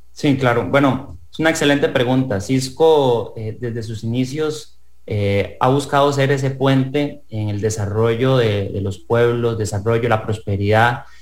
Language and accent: Spanish; Costa Rica; como ciudadano costarricense